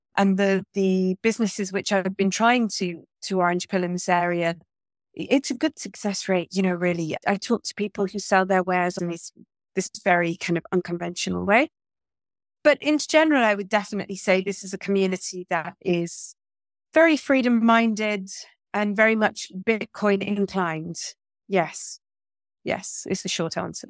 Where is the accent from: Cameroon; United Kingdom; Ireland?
United Kingdom; Manchester, North West England; now in Portugal; my hometown of Manchester